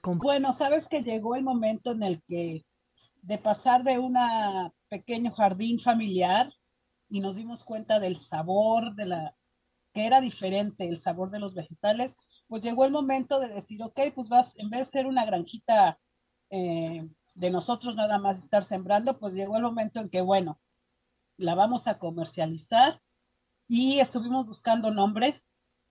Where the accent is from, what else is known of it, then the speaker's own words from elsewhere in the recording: Mexico City, Mexico; moved away as an adult; now in Boulder, United States; yo soy originaria de la Ciudad de México y crecí en dos mundos, la Ciudad de México y mi papá, él, era parte de los indios mixtecos entre Oaxaca y Puebla